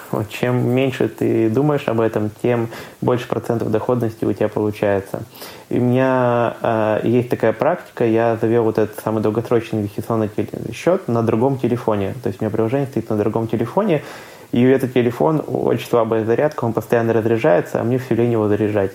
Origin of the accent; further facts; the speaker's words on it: Khanty-Mansi Autonomous Okrug, Russia; now in Saint Petersburg, Russia; я сам родом из Ханты-Мансийского автономного округа